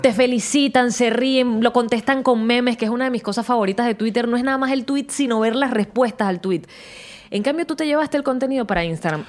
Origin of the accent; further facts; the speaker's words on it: Venezuela; yo como venezolana